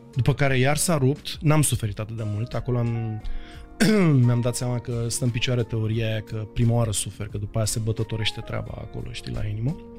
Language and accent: Romanian; Bucharest, Romania; sunt toți din Berceni. Noi acolo suntem o mare familie